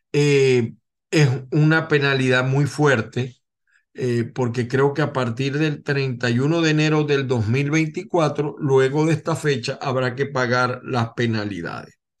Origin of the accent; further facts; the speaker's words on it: Venezuela; now in United States; como abogado venezolano